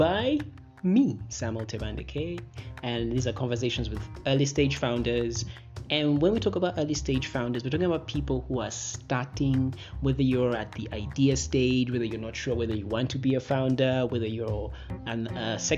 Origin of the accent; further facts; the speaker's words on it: Uganda; now in Nairobi, Kenya; I'm all the way in Nairobi, Kenya, but I'm Ugandan.